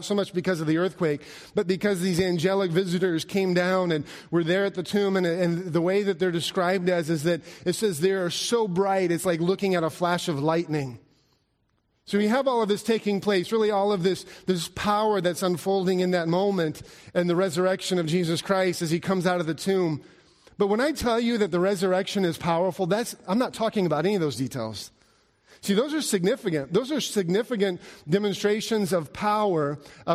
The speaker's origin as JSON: {"language": "English", "region": "Alaska", "country": "United States", "tie": "born or raised there", "moved": "yes", "said": "I grew up in Alaska, and growing up in Alaska, we didn't have tornadoes."}